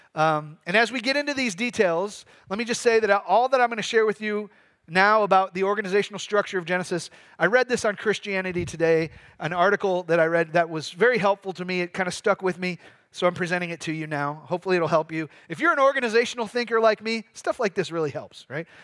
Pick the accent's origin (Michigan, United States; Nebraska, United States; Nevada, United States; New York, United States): Michigan, United States; moved away; I'm from Michigan.